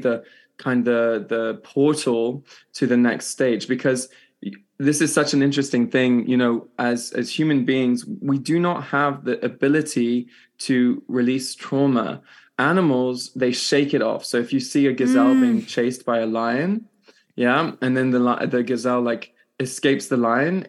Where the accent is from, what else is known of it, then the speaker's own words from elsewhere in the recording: France; also born or lived in Switzerland; I'm Irish, British and Canadian, born in Switzerland and grew up in France.